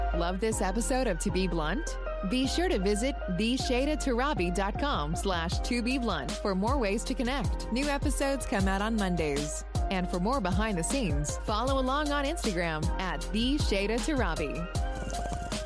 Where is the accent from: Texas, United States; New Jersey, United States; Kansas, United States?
Texas, United States; as a Texan